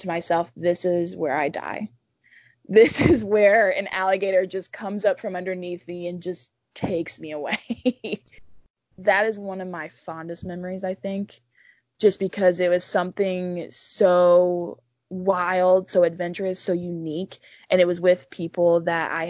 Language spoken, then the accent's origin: English; Central Georgia, United States; now in Savannah, United States; originally, I'm from Central Georgia, but I lived in Savannah, Georgia for a long time.